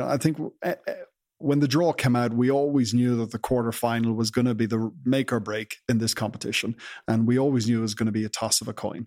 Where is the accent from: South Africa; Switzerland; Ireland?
Ireland; as Irish people